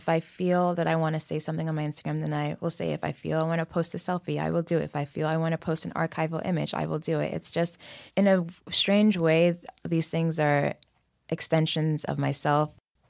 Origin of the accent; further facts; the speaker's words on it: New York, United States; Yeah, so we lived in the Bronx for a long time, so my family moved to. You know, it was an interesting upbringing. We grew up in a very Senegalese home.